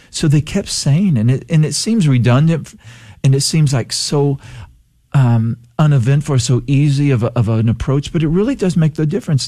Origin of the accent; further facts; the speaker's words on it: Palacios, Texas, United States; also born or lived in El Campo, Texas / Eagle Lake, Texas; I grew up in El Campo here in Texas, a farming community. only lived there about a year of my life, and then we spent a little bit of time because my dad started to work for an oil company and we moved to Eagle Lake. But most of my, my formative years were in Palacios